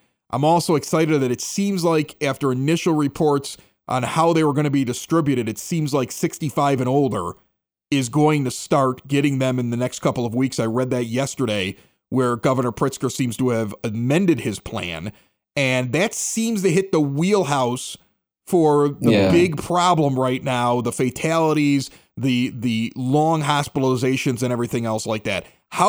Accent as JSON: {"language": "English", "region": "Nebraska", "country": "United States", "said": "I'm from Nebraska."}